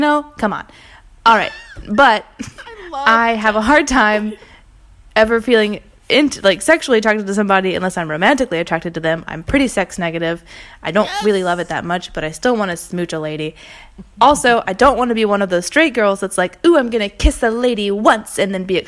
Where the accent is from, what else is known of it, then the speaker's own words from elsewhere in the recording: American Southern Bible Belt, United States; now in Paris, France; I grew up in the American Southern Bible Belt in a very conservative family